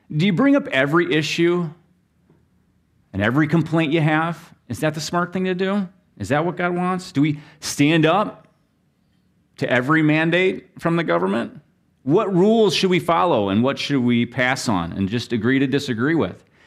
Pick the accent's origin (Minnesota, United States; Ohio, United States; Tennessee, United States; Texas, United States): Minnesota, United States; I'm from Minnesota and all the lakes